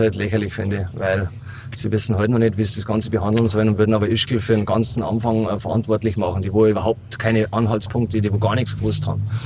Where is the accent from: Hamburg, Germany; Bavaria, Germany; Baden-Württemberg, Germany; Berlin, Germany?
Bavaria, Germany; Berchtesgaden; accent: Bavarian; moved away; der kommt vom Bayerischen. Ich komme aus Berchtesgaden, eigentlich vom wunderschönen Königssee. Mhm. Und da durfte ich halt aufwachsen.